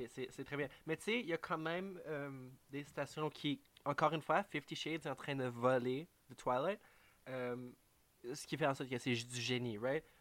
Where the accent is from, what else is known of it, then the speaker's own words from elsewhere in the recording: Canada; en tant que Canadien